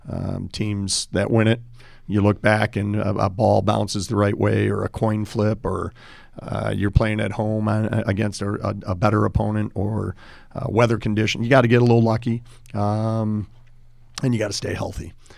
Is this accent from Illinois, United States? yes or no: yes; Park Ridge, Illinois, United States; growing up in Park Ridge, uh, youngest of seven